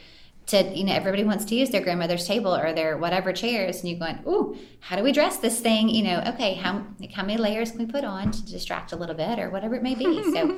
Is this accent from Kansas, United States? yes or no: no; Santa Monica, California, United States; born there; I was born in Santa Monica. My mom lived in California.